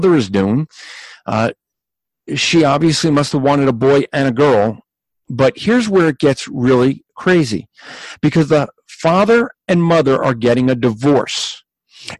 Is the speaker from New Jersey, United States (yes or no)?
yes; New Jersey, United States; I'm from Jersey, and this is the insanity of New Jersey